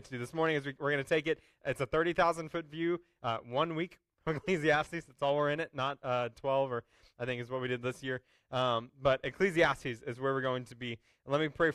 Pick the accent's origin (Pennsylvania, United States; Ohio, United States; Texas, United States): Texas, United States; Houston; When I was a kid growing up in Houston, my family and I would go to the Houston Rodeo a lot